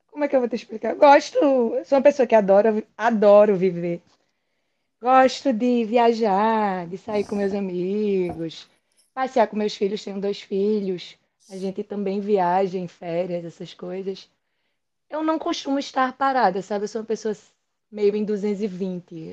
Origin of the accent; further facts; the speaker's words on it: interior of Pernambuco, Brazil; now in Recife, Brazil; na verdade eu sou do interior de Pernambuco. Sou nascida no interior de Pernambuco, vim morar aqui aos 14 anos